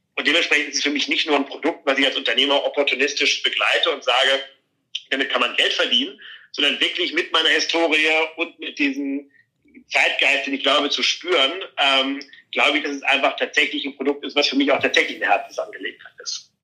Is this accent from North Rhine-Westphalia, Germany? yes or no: no; Flensburg, Schleswig-Holstein, Germany; moved away; in Flensburg, in meiner Heimatstadt